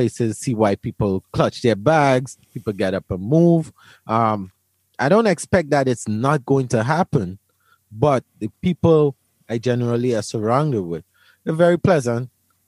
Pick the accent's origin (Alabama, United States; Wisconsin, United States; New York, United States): New York, United States; Brooklyn; I come from Brooklyn, where Brooklyn or New York probably has some of the strictest gun laws in the United States.